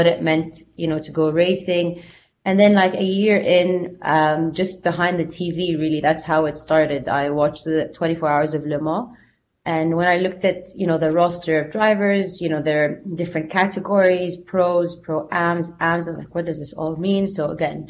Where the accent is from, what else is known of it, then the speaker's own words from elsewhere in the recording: Jeddah, Makkah Province, Saudi Arabia; moved away as an adult; also born or lived in United States; I grew up in Saudi, in Jeddah, where I am today here speaking to you.